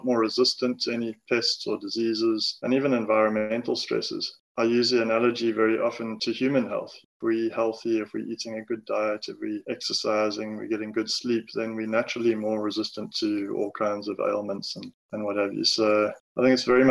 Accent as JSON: {"language": "English", "town": "Amanzimtoti", "region": "KwaZulu-Natal", "country": "South Africa", "tie": "born or raised there", "also_born_or_lived": "Durban", "said": "I grew up in Manzimtoti in KZN, went to school"}